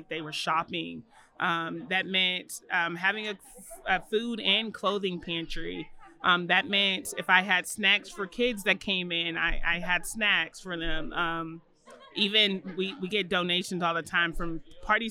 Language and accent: English; Louisville, Kentucky, United States; moved away as an adult; now in Atlanta, United States; I'm from Louisville, Kentucky, and I currently live here in Atlanta, Georgia.